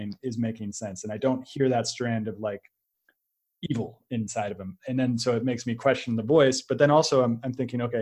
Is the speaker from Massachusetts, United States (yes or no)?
no; San Francisco, California, United States; I come from San Francisco, and it's a very liberal, it's a progressive place